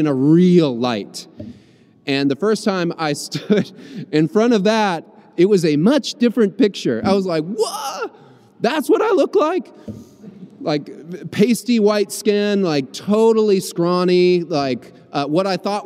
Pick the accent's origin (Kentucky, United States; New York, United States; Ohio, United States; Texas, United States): Kentucky, United States; Louisville; growing up in Louisville, Kentucky